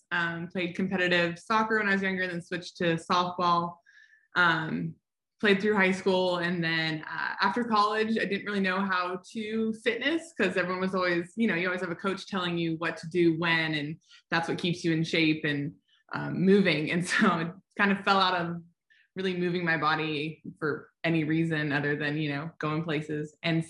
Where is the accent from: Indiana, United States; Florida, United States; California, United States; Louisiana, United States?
California, United States; moved away as an adult; also born or lived in Kentucky; now in Holly Springs, United States; I grew up in California. We met at school, I was in school in Kentucky, and we ended up here.